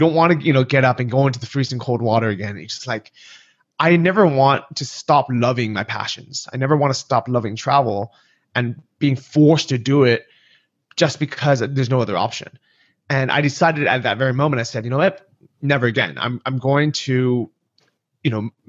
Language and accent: English; California, United States; moved away as an adult; also born or lived in San Francisco; now in Chiang Mai, Thailand; I grew up in California, San Francisco and Southern California